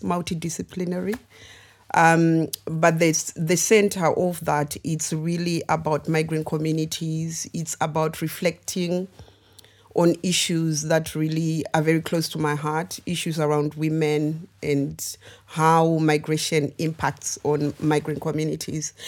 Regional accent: Zimbabwe; also born or lived in United Kingdom; now in Coventry, United Kingdom; I am originally born and raised in Zimbabwe, but um, yeah, I moved to the UK about 22 years ago now.

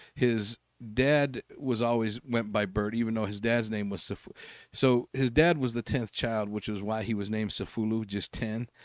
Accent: Salt Lake City, Utah, United States; I grew up in Glendale here

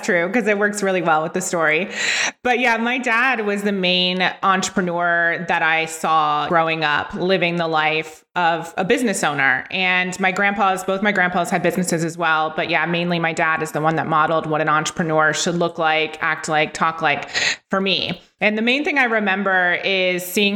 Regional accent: Ohio, United States; from Ohio, where I was from

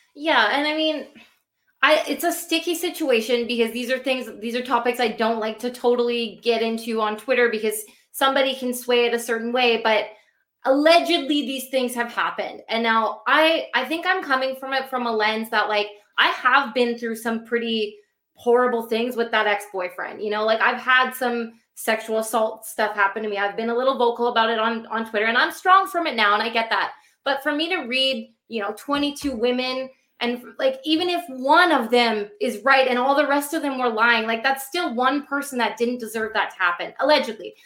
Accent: Vancouver, British Columbia, Canada; I grew up, you know, in Vancouver

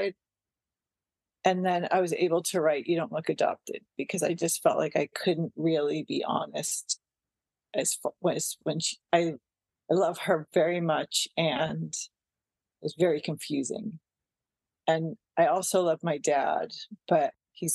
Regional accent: Westwood, Massachusetts, United States; moved away as an adult; now in Santa Cruz, United States; I came to my hometown, Westwood, Massachusetts, to help my high school gym teacher

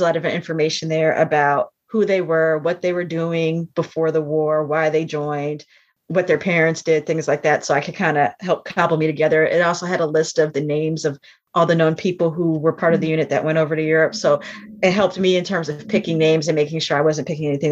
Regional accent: New Jersey, United States; moved away; I grew up in New Jersey

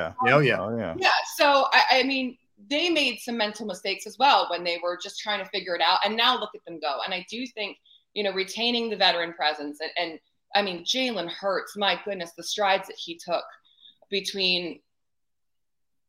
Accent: Reading, Pennsylvania, United States; I don't like spend a ton of time in Reading anymore

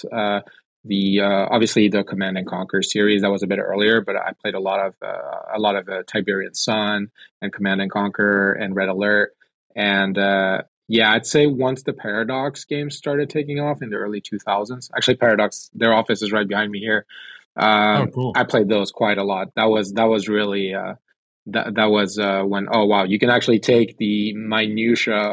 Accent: France; also born or lived in Sweden / United States / China; I'd say uh, I grew up in France and Sweden. Uh, went to the U.S. where I studied film.

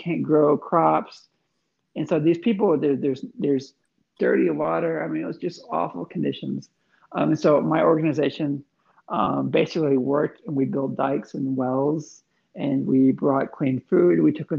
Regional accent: Eastern Thailand, Thailand; I was born in Thailand in 1978. When I was a small child, I grew up on the eastern side of Thailand, near only within like an hour of Cambodia.

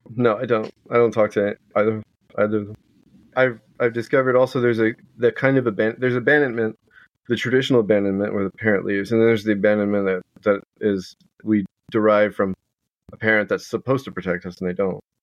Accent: outside Houston, Texas, United States; I was raised uh, outside, about an hour southwest

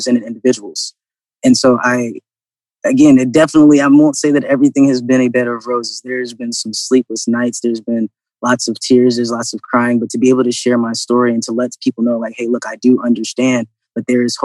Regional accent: Virginia, United States; also born or lived in Atlanta / Florida Panhandle; now in Columbus, United States; I grew up in Virginia

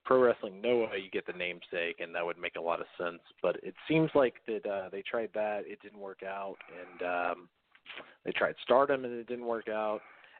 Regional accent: United States; as an American fan who tape traded Japanese tapes.

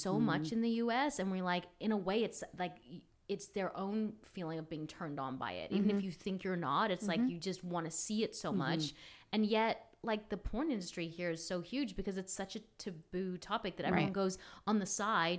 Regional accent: Australia; now in United States; I'm from Australia

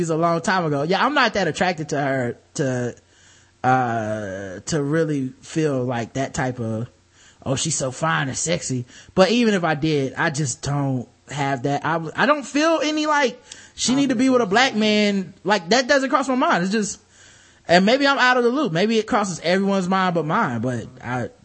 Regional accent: North Carolina, United States; I'm from fucking North Carolina, from America, so I don't speak any of this language.

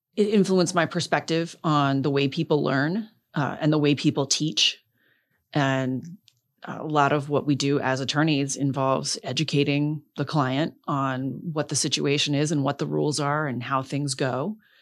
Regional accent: Palm Beach Gardens, Florida, United States; also born or lived in Coral Gables; I was born in Coral Gables, but grew up in Palm Beach Gardens

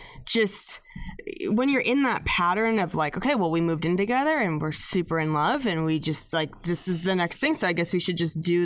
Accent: Spokane, Washington, United States; also born or lived in Seattle; now in Los Angeles, United States; Spokane, yeah.

